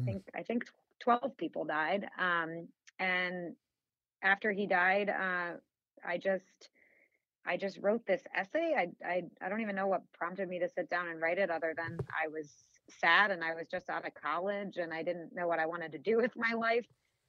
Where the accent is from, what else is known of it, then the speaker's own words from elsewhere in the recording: Illinois, United States; I grew up in a suburb of Chicago. Haven't lived there in ages, but I still have family in the suburb that I grew up in, so I'm still back there pretty often.